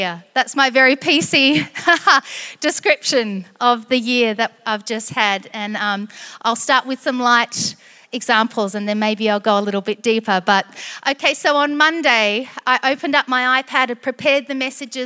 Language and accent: English; Barossa, South Australia, Australia; moved away as an adult; also born or lived in Barmera, South Australia / South East, South Australia; now in Sydney, Australia; I was born in Barmera in the Riverland, and then spent a little bit of time, a few years in the southeast, and then in the Barossa in my teen years until I was 18. And then I moved to Sydney